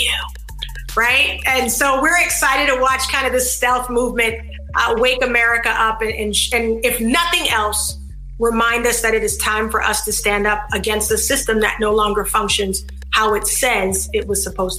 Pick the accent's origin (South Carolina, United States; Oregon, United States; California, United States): South Carolina, United States; South Carolina, my home state